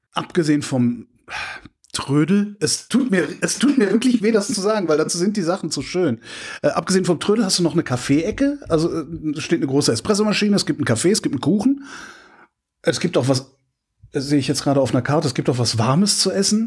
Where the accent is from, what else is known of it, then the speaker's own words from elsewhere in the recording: Cologne, North Rhine-Westphalia, Germany; wo ich herkomme aus Köln